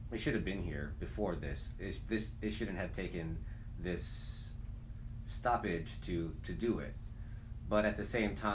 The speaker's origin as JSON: {"language": "English", "region": "Hawaii", "country": "United States", "tie": "born or raised there", "moved": "as an adult", "said": "growing up in Hawaii"}